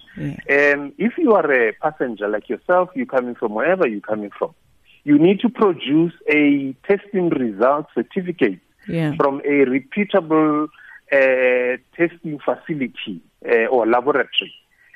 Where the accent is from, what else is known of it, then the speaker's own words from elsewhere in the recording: South Africa; our country